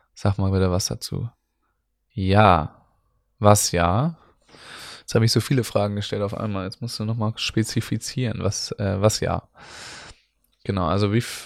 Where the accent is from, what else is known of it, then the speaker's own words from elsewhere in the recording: Northern Germany, Germany; für uns Nordlichter